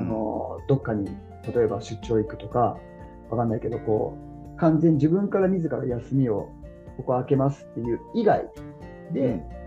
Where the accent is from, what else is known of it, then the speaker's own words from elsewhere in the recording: Tokyo, Japan; 僕は東京出身だったんで